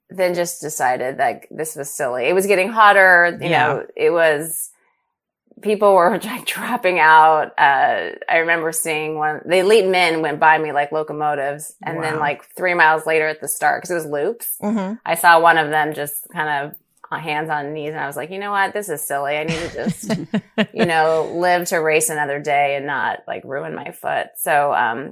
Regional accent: Los Angeles, California, United States; LA was my hometown, and it's where I started running

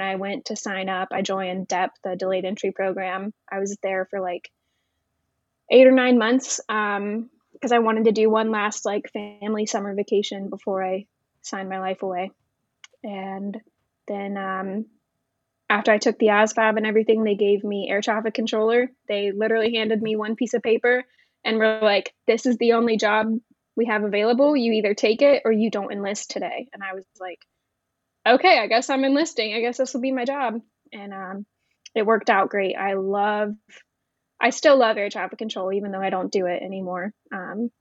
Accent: Grove City, Ohio, United States; also born or lived in Florida; I was born in Florida, but primarily raised in Grove City, Ohio, a suburb of Columbus

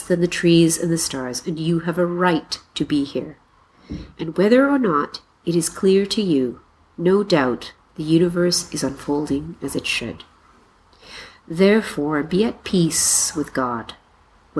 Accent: Mississauga, Ontario, Canada; moved away as an adult; now in Nanjing, China; the house I grew up in Mississauga, Ontario

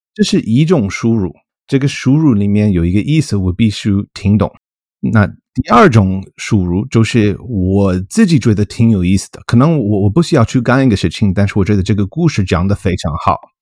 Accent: Colorado, United States; Chinese is a second language; moved away as an adult; also born or lived in Utah; now in Michigan, United States; 我身在在密西根州， 密西根州。 我是刚刚搬到家。我， 我老家是科罗拉多州

